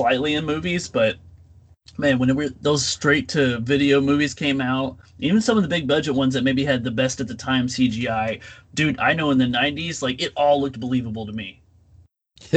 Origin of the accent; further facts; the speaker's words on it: Texas, United States; I'm from Texas